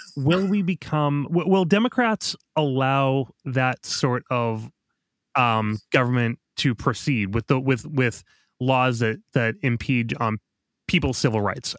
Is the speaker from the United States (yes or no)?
yes; Boston, Massachusetts, United States; I was from Boston